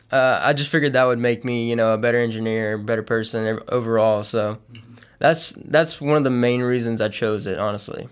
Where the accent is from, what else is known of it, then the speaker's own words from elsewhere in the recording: Beaumont, Texas, United States; Southeast Texas from, I'm from a, a, around the Beaumont area.